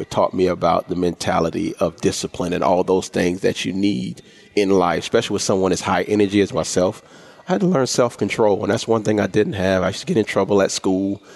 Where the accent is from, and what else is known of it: Orangeburg, South Carolina, United States; born or raised there